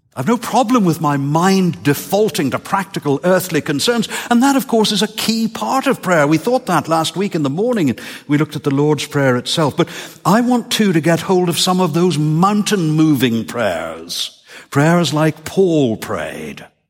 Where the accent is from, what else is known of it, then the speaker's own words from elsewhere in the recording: Northern Ireland, United Kingdom; moved away; ask me about growing up in Northern Ireland